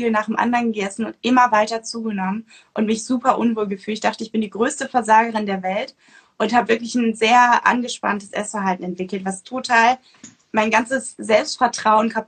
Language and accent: German; North Sea coast, Germany; ich bin ähm, an der Nordsee groß geworden